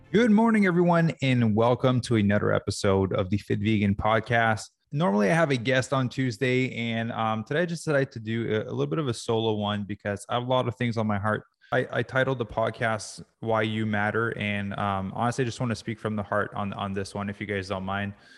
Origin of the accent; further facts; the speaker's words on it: Quebec, Canada; I grew up in Quebec.